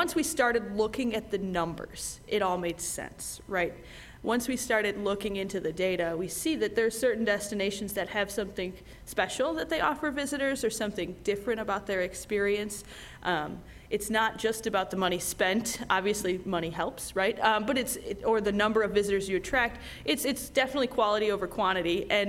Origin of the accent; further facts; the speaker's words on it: Midwest, United States; I'm from the Midwest, so gray is normal